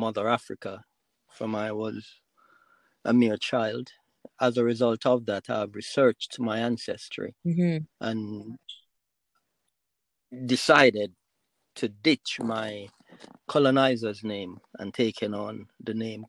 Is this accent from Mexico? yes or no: no; Jamaica; I was born and raised in the Sunny Isle, or as I would like to call it, the jewel of the Caribbean Nile, which is Jamaica